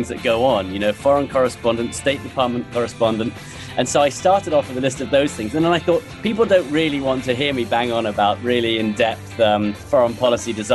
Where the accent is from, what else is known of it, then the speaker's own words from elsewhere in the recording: London, United Kingdom; moved away as an adult; now in Washington, D.C., United States; I was born and raised in London.